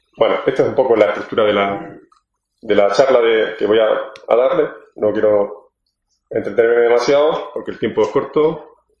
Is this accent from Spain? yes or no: yes; Granada, Andalusia, Spain; moved away; soy granadino en el exilio